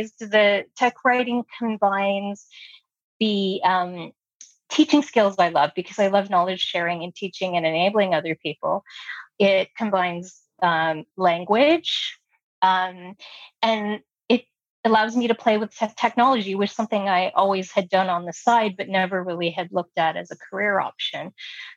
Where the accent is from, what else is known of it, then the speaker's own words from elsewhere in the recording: Toronto, Ontario, Canada; first language English; growing up in Toronto, we have a really diverse population